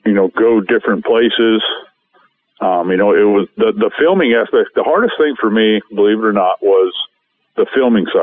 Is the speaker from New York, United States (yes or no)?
no; Montana, United States; my home state of Montana